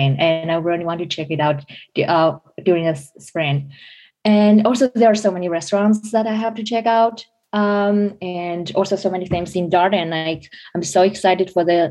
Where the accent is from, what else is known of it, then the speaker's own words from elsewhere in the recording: China; moved away as an adult; I'm originally from China.